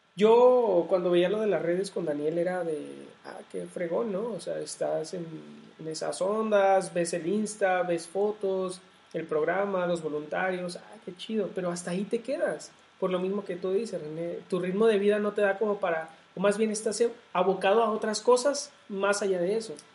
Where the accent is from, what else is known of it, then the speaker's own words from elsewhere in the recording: Jalisco, Mexico; mi tierra, o sea, de acá de, Jalisco